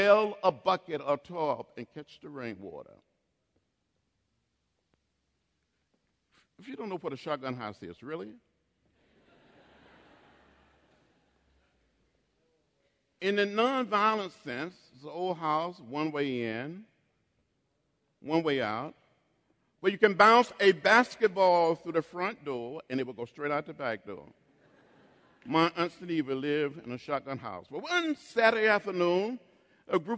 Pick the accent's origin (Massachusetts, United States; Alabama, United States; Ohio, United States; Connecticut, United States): Alabama, United States; Troy; moved away as an adult; growing up outside of Troy, Alabama, 50 miles from Montgomery